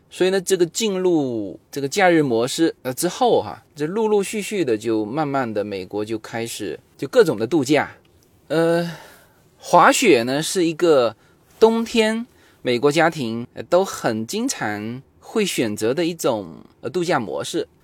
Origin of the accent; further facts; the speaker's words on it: Fuzhou, Fujian, China; now in United States; 我们福州话，因为福州话是古汉语嘛